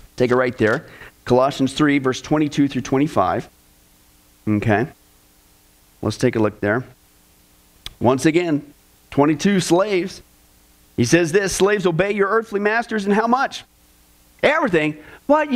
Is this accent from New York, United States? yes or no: no; Kansas, United States; growing up in Kansas